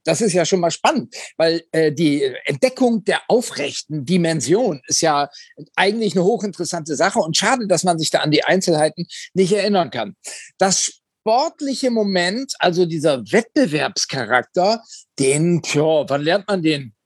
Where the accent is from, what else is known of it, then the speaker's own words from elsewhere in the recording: Oldenburg, Lower Saxony, Germany; in meiner Heimatstadt Oldenburg